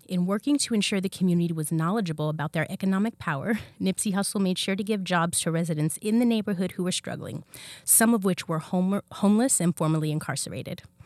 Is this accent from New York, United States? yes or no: no; California, United States; I'm born and raised in California. I'm a California girl